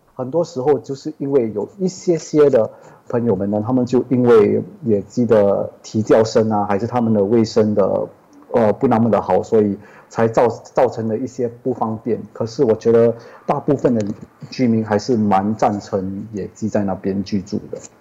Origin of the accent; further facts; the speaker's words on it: Singapore; 我是来自新加坡